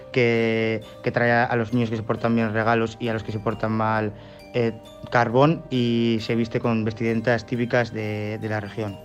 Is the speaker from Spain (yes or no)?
no; Russia; Spanish is a second language; moved away; soy de Rusia